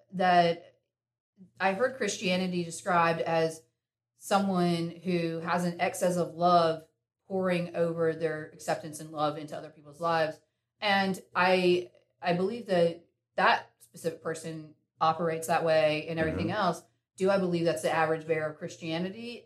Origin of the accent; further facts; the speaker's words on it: Winston-Salem, North Carolina, United States; I was born in Winston and mm-hmm. uh, born and raised there